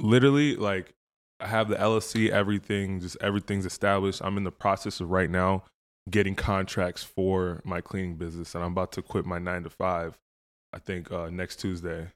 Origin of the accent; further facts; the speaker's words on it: Woodbury, Minnesota, United States; also born or lived in Proud Lake / Andover, Minnesota / Nigeria; I grew up in Woodbury